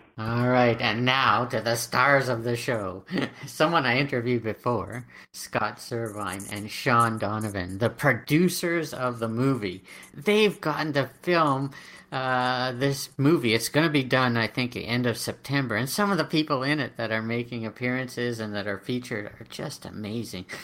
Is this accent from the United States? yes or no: no; Canada; I'm Canadian